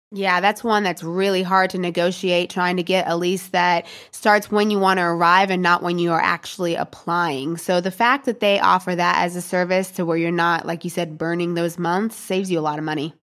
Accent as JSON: {"language": "English", "country": "United States", "moved": "as an adult", "lives_now": "Portugal", "said": "as an American"}